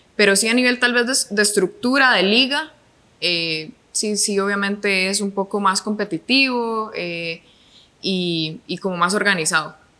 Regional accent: Tibás, San José, Costa Rica; also born or lived in Pavas, Costa Rica / Iceland; now in San Rafael de Alajuela, Costa Rica; mis papás se, pasaron a vivir a Tibás y ahí viví hasta los, bueno, hasta, los 17 años

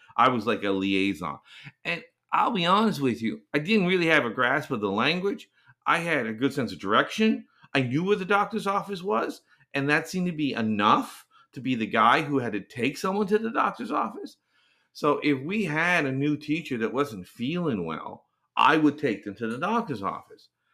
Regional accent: Canada; also born or lived in Korea; I am Canadian. Uh, this podcast is coming from Canada.

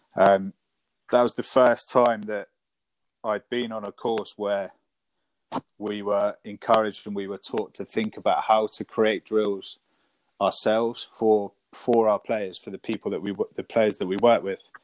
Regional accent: Devon, South West England, United Kingdom; moved away as an adult; now in Sussex, United Kingdom; I moved up to Sussex from Devon, where I grew up

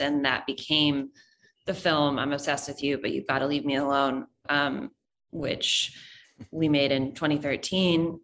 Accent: New York City, New York, United States; I'm from New York City, so, um, a New York native

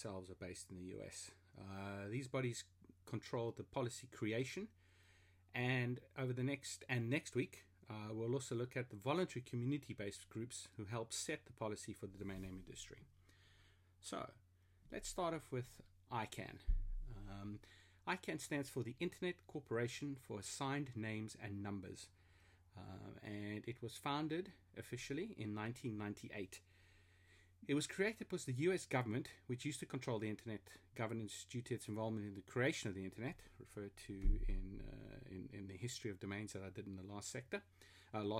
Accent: South Africa; also born or lived in Germany (heritage); now in London, United Kingdom; I'm a South African living in London of German heritage

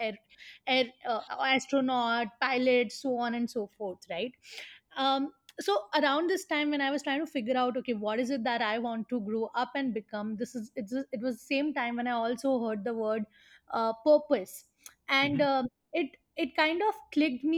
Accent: Mathura, Uttar Pradesh, India; moved away as an adult; also born or lived in Pune; growing up in Mathura, which is quite a conservative society

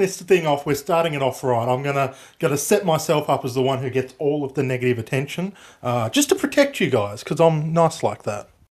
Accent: Australia; I'm Australian

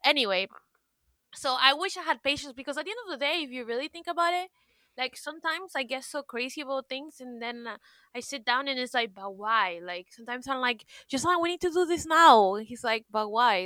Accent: Miami, Florida, United States; I'm from Miami

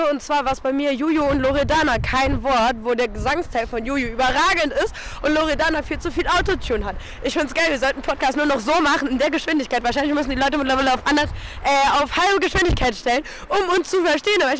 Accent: Nordheim, Germany; Ja, wir kommen äh, beide aus Nordheim.

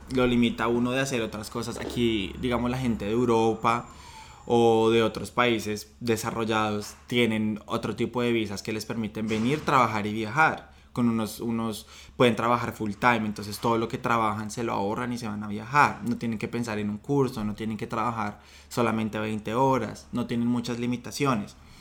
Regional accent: Colombia; moved away as an adult; now in Sydney, Australia

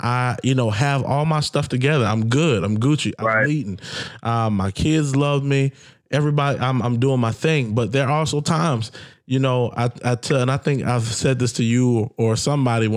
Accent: the South, United States; I grew up in the South

